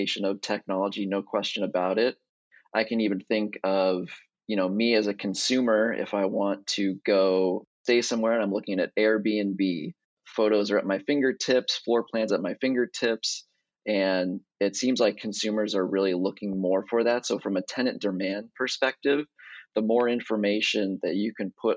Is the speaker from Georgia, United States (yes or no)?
no; Pasadena, California, United States; also born or lived in Altadena; I was born and raised in Pasadena.